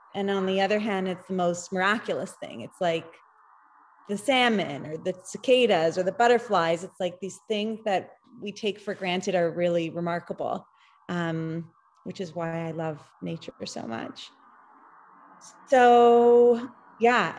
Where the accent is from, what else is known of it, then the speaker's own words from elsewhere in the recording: Toronto, Ontario, Canada; I am actually from Toronto and I live there